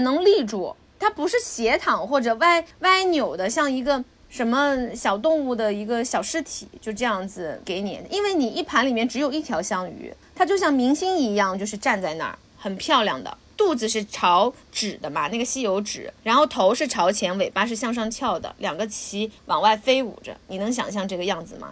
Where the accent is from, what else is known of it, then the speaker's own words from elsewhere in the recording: Jiangsu-Zhejiang, China; 我们江浙人啊，是要吃鳗鱼血的